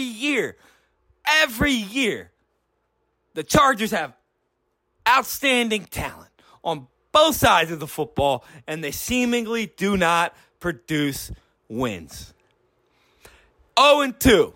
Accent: Philadelphia, Pennsylvania, United States; I'm from Philadelphia. I'm a Philadelphia Eagles guy

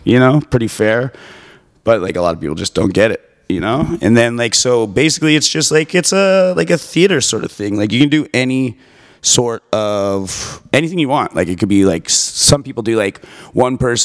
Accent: Calgary, Alberta, Canada; I'm from Calgary

